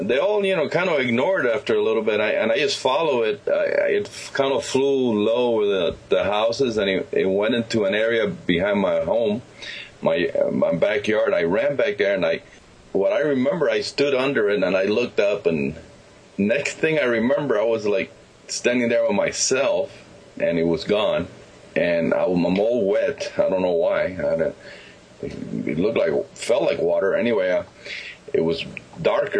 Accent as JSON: {"language": "English", "town": "Santa Clara", "region": "Villa Clara", "country": "Cuba", "tie": "born or raised there", "moved": "yes", "said": "I lived in the city of Santa Clara, Cuba, central part of the island"}